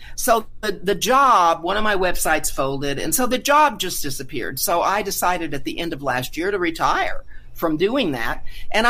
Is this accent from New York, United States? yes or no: no; Carlsbad, New Mexico, United States; moved away as an adult; also born or lived in Albuquerque, New Mexico; I'm a native New Mexican, I moved back home, basically, although I grew up in Carlsbad, where the Carlsbad Caverns are